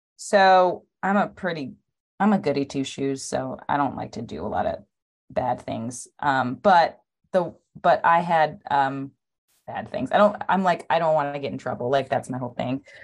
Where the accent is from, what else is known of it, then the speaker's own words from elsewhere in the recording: Los Angeles, California, United States; also born or lived in Atlanta; I lived in, um, Los Angeles, which is where I was born and raised